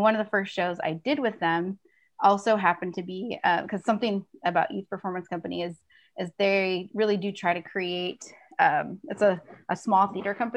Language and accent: English; Minneapolis, Minnesota, United States; I grew up in the Twin Cities